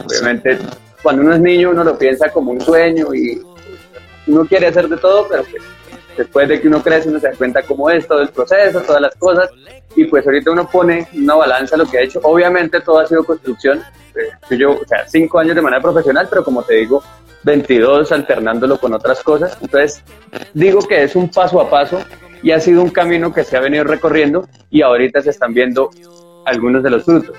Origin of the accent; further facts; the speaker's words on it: Bogotá, Colombia; soy artista colombiano, como siempre digo, nací en la ciudad de Bogotá, pero mis padres y toda mi familia es de Santander, así que como digo yo acá, soy de Bogotá, pero con barriga santanderiano